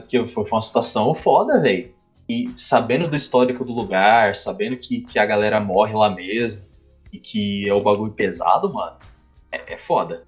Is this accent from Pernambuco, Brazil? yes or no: no; São Paulo, Brazil; also born or lived in Osasco; Eu nasci no Rio Pequeno, velho. Do lado, do lado de Osasco